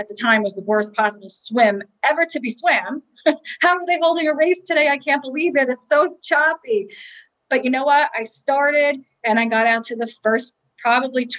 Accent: South Shore of Long Island, New York, United States; I grew up on the South Shore of Long Island

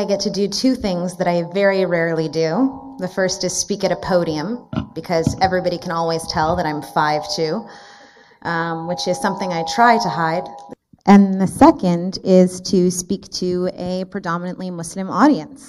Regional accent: Canada; I was born and raised actually in Canada. I have the honor of being a Canadian

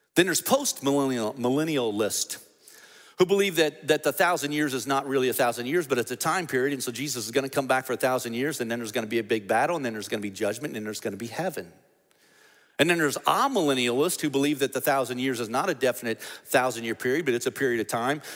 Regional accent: United States; we, as American Christians

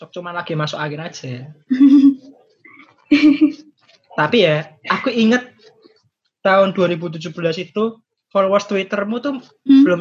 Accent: Semarang, Central Java, Indonesia; Mungkin pun kamu gak inget kalau aku orang Semarang loh.

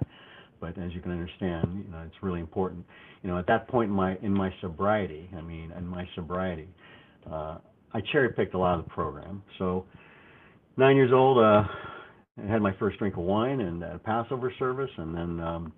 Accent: Los Angeles, California, United States; I was brought up and raised in California, the Los Angeles area, multiple areas.

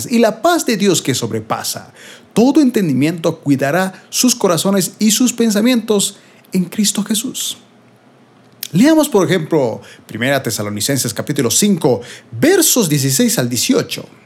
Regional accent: Bolivia; aquí en mi país de Bolivia estamos entrando en invierno

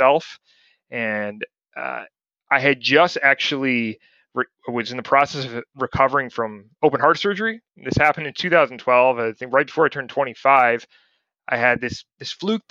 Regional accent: Ohio, United States; moved away as an adult; also born or lived in Montana / Richmond, Virginia; when I was over at their house growing up in Ohio

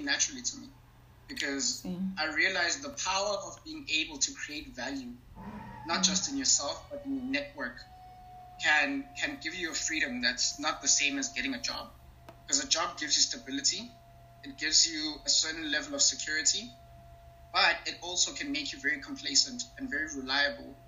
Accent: Eastern Cape, South Africa; I'm originally from Ebizan, which is a very rural area in Eastern Cape. It's like a small town, actually.

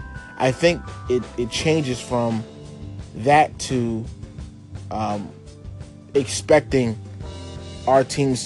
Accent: Philadelphia, Pennsylvania, United States; Well, we're from Philly.

